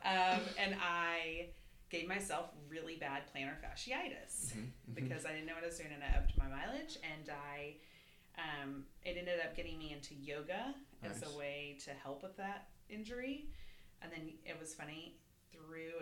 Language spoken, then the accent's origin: English; Arkansas, United States; moved away as an adult; also born or lived in Washington, D.C.; now in Austin, United States; mostly raised in Texas and really, really mostly raised in Arkansas. Lived there through undergrad